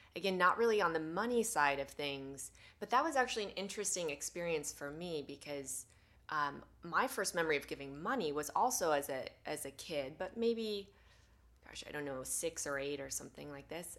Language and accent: English; Sierra City, California, United States; I grew up in Northern California in the mountains, uh, a small town called Sierra City